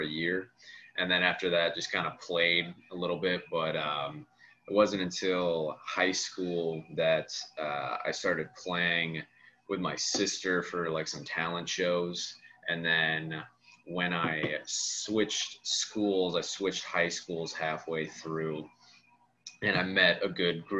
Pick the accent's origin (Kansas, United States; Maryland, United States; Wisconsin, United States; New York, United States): Wisconsin, United States; Janesville; moved away as an adult; now in Milwaukee, United States; I'm from, I grew up in Janesville, Wisconsin.